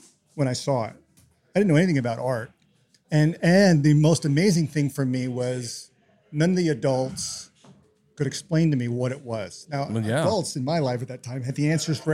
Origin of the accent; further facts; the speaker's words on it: New York City, New York, United States; now in Tacoma, United States; I'm from New York City